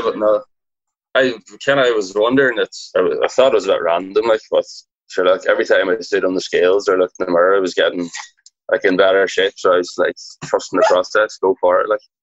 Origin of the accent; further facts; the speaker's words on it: Donegal, Ulster, Ireland; I'm from Donegal in Ireland. It's like up the northwest, the top of Ireland, just a small little town.